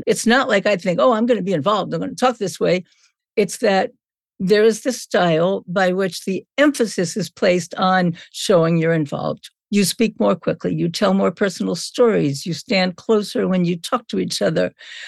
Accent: Brooklyn, New York, United States; I'm from Brooklyn, so it's okay.

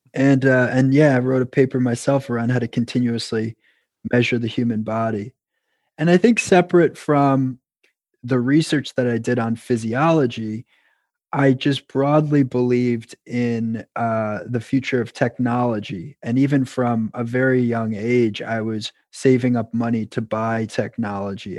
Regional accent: New York, United States; moved away as an adult; now in Boston, United States; I was originally from New York

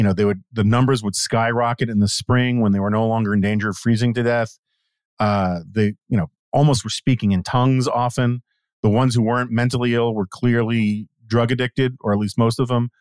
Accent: New York, United States; moved away; I grew up in Manhattan. When I go home to New York, I go to Manhattan

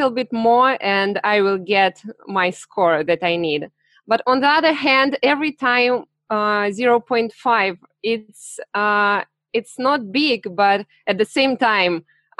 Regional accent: Siberia, Russia; English is a second language; I'm from Russia. Siberia.

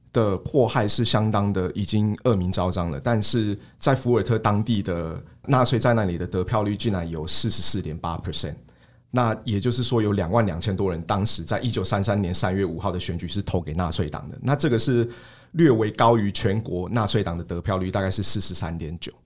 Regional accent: Taiwan; 我们身为台湾人

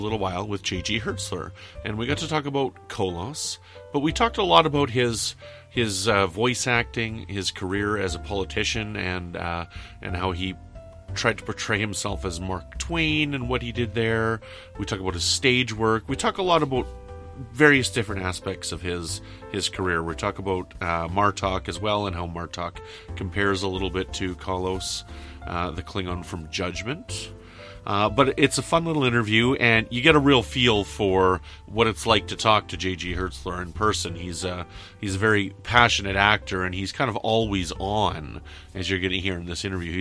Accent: Canada; I'm from Canada

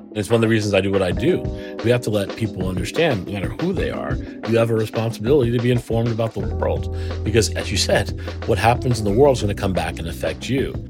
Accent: Trenton, New Jersey, United States; I'm from Trenton

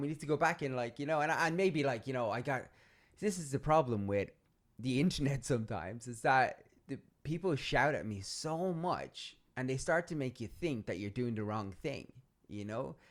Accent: Ireland; I'm Irish

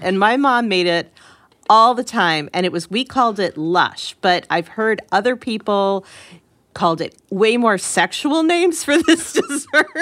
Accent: Connecticut, United States; I grew up in Connecticut

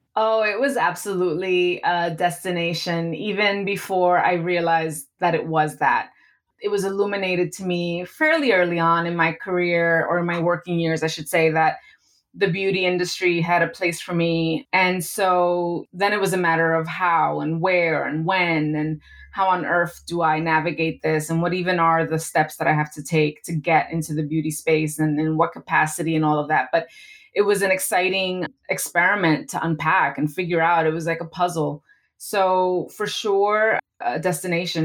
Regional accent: New York City, New York, United States; I was 14 years old, and I was growing up in New York City

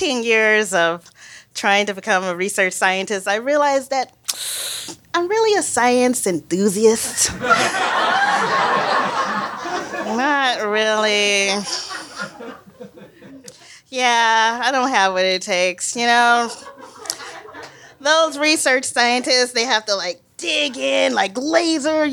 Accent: Mississippi, United States; I'm from Mississippi

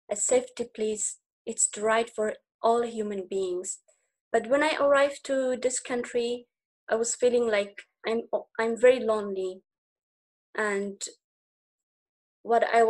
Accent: Ghazni, Afghanistan; also born or lived in Greece; now in Germany; the life what I had in Afghanistan, it was quite complicated because we was not going to school in a relaxed mind.

